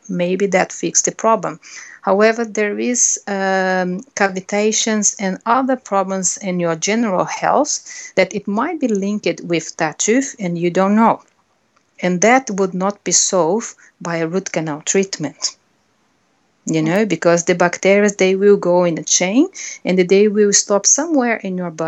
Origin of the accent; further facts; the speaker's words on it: Brazil; English is a second language; moved away; I'm a Brazilian. Unfortunately, I think it's some of the words, my accent will not change.